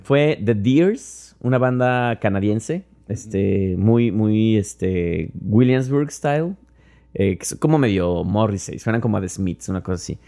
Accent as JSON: {"language": "Spanish", "country": "Mexico", "moved": "yes", "lives_now": "New York, United States"}